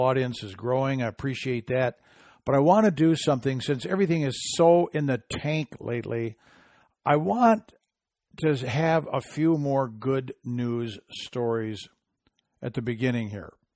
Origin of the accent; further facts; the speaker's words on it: Michigan, United States; my home state of Michigan